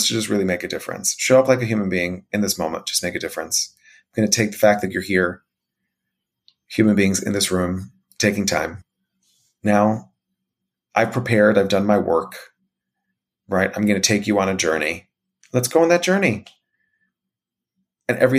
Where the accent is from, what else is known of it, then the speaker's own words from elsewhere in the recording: United States; As an American